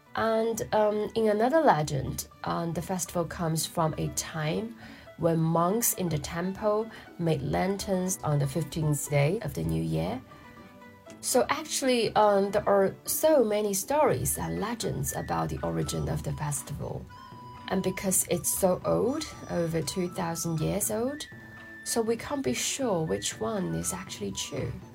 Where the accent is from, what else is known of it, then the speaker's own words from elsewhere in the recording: Wuhan, Hubei, China; my family is originally from Shanghai, uh, but I grew up in Wuhan, center